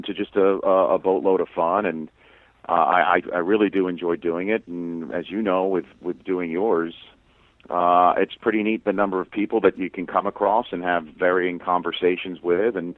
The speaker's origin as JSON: {"language": "English", "town": "New York City", "region": "New York", "country": "United States", "tie": "born or raised there", "said": "I grew up in Staten Island"}